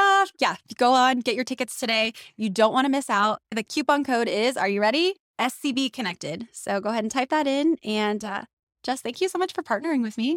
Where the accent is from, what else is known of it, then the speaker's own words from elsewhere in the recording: Elk Valley, California, United States; also born or lived in Santa Clarita; I'm from the Elk Valley